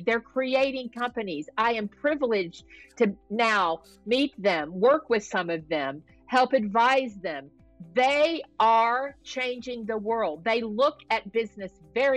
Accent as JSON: {"language": "English", "region": "the South", "country": "United States", "tie": "born or raised there", "moved": "yes", "lives_now": "California, United States", "said": "I grew up in the South, so I'm a pretty good Southern cook"}